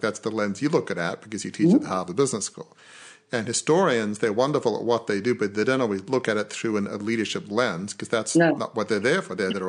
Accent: Australia; even though I'm Australian

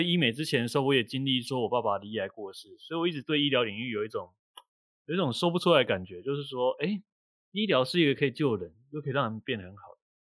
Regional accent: Kaohsiung, Taiwan; moved away as an adult; also born or lived in northern Taiwan; 因为我是高雄人，然后我来到北部工作

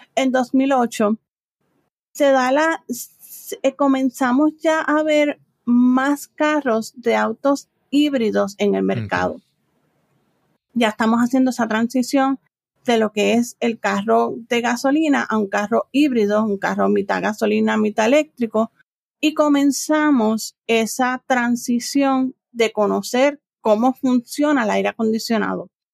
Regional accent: San Juan, Puerto Rico; also born or lived in United States; Yo soy de San Juan, Puerto Rico, literalmente de aquí, de la capital de Puerto Rico. Me crié aquí

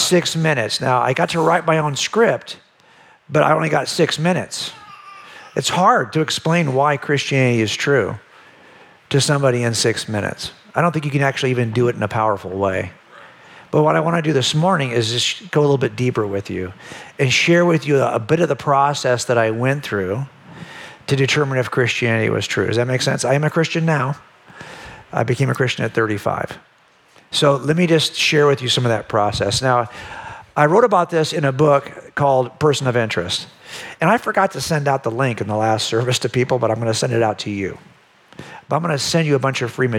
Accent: Los Angeles County, California, United States; I was raised in Los Angeles County

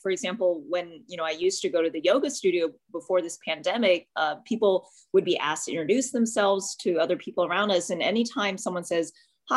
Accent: Houston, Texas, United States; also born or lived in California; Moved to Houston, grew up mostly in Houston

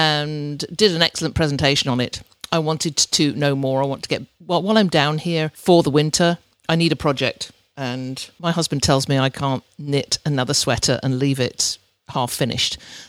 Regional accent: Oxford, South East England, United Kingdom; who hails from what I would call my hometown of Oxford in the UK. It's probably the one place that I lived at more years than I have any other.

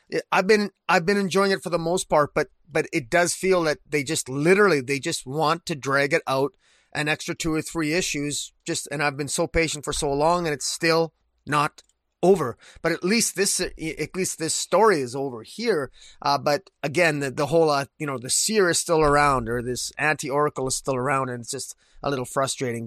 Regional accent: Canada; I'm, I'm Canadian

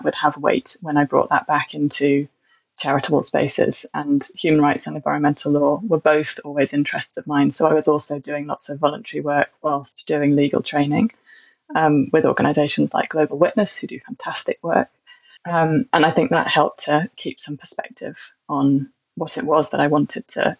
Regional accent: Stroud, South West England, United Kingdom; I grew up in Stroud, where there's a strong activist community

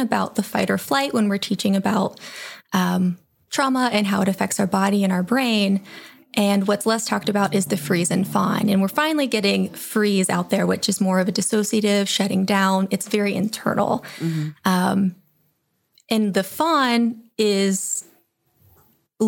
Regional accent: Pittsburgh, Pennsylvania, United States; also born or lived in Youngstown, Ohio; now in Cleveland, United States; I grew up in the Pittsburgh area and eventually moved to Youngstown, where I completed my schoolwork

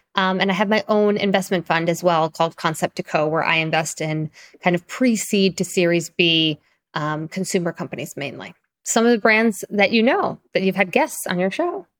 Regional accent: Long Island, New York, United States; also born or lived in Springfield, Illinois; I primarily grew up in Long Island, which is kind of suburbs of Manhattan

